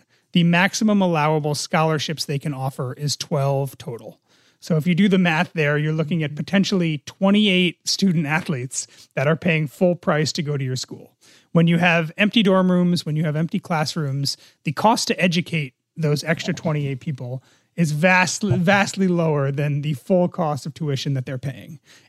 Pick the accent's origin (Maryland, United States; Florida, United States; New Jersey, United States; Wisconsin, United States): New Jersey, United States; My home state.